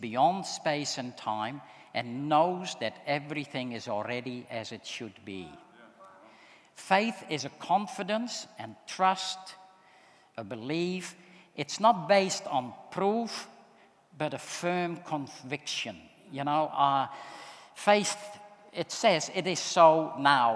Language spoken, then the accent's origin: English; Netherlands; moved away; I'm from the Netherlands, but I grew up in a Christian home